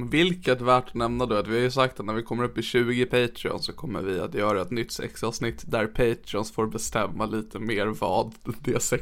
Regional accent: Norrland, Sweden; accent: Norrland; jag kan ju läsa den i min norrländska här i podden så att folk hör vad innehållet är.

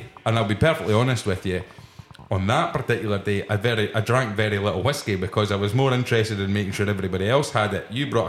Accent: Scotland, United Kingdom; I said, yeah, I'm Scottish.

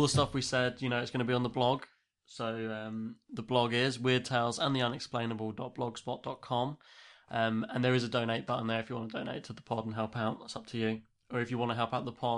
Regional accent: England, United Kingdom; as an English listener

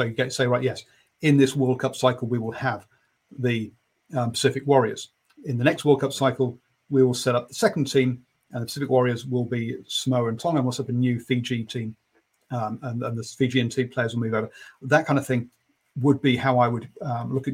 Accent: England, United Kingdom; being an Englishman

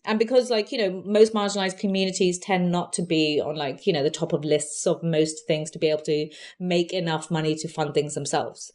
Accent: London, United Kingdom; also born or lived in Feltham; I grew up in Southall and Hounslow.

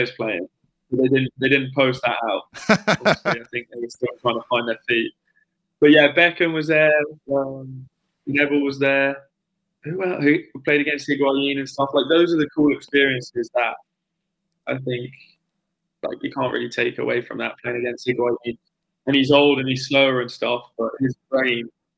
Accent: England, United Kingdom; moved away as an adult; now in United States; being an English player and playing professional

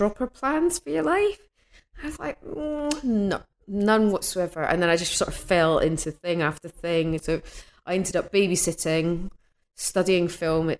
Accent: Edinburgh, Scotland, United Kingdom; moved away; I'm from Edinburgh originally

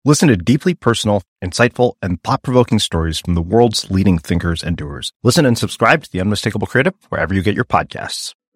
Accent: Eastern Kentucky, United States; I'm from Eastern Kentucky

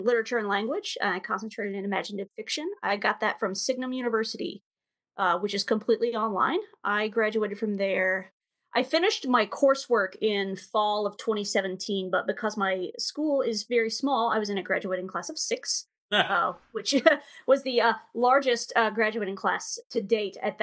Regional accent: Maryville, Tennessee, United States; I am from a little town called Maryville, Tennessee

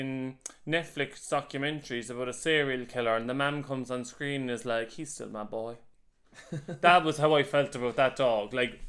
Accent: Cork, Munster, Ireland; moved away as an adult; also born or lived in London

